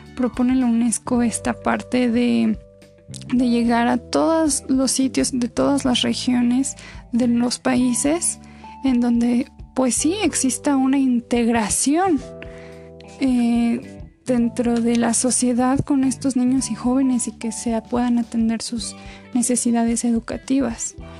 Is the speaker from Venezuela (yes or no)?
no; Mexico